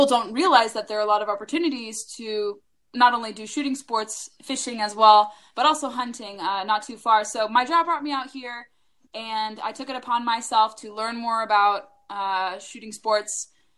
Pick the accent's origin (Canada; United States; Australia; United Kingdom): United States; Orange County, Southern California; now in Washington, D.C. metro area, United States; I'm primarily from Southern California, where I was born and raised